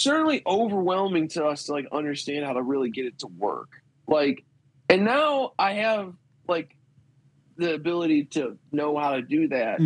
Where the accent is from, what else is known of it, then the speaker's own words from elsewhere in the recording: Midwest, United States; I'm from the Midwest